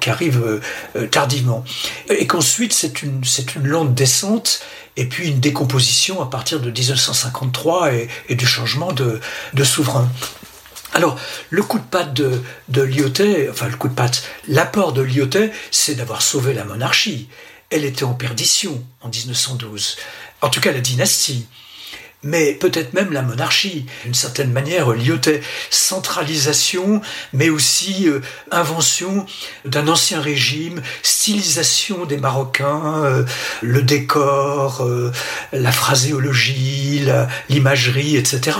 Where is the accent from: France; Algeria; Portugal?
France; Lyon, Auvergne-Rhône-Alpes; je suis français et lyonnais